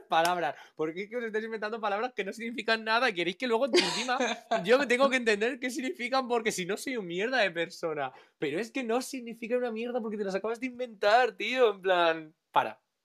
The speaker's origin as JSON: {"language": "Spanish", "country": "Spain", "said": "soy español, pero segundo de todo, soy un chico mediterráneo"}